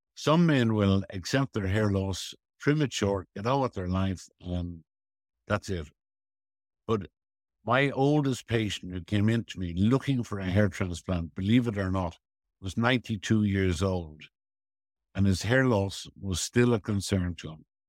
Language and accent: English; Dublin, Leinster, Ireland; I had a very, very happy childhood on Griffith Avenue and went to Merino School and Belvedere College